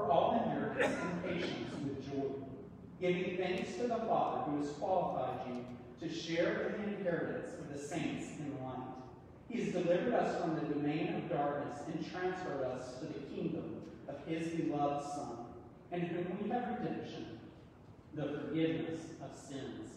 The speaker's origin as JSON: {"language": "English", "region": "East Tennessee", "country": "United States", "said": "I'm a true Southern boy. I'm from East Tennessee. We say y'all."}